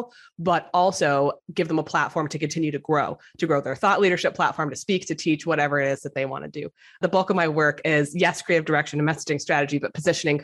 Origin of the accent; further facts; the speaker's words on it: South Florida, United States; now in Brooklyn, United States; I'm from South Florida, so I'm a transplant